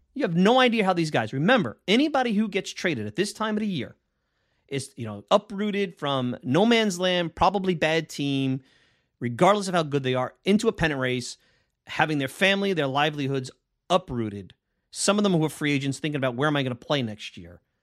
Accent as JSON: {"language": "English", "town": "New York City", "region": "New York", "country": "United States", "tie": "born or raised there", "lives_now": "Long Island, United States", "said": "I grew up in Bensonhurst"}